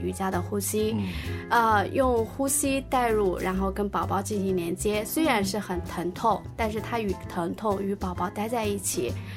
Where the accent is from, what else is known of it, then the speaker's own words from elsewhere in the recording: China; 我们中国人